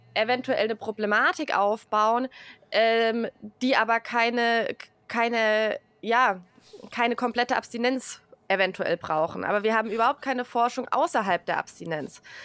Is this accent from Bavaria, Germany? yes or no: yes; a Bavarian village, Germany; moved away; also born or lived in Hesse; ich bin im bayerischen Dorf aufgewachsen